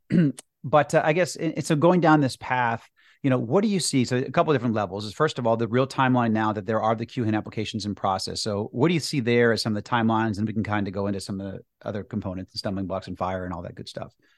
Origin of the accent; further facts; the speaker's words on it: Massachusetts, United States; in Massachusetts